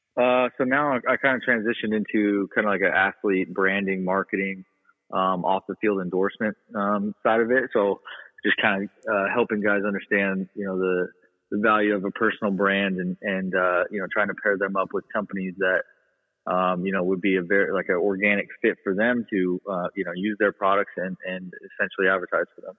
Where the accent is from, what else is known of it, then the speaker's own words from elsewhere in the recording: Las Vegas, Nevada, United States; I'm from, born and raised here in Vegas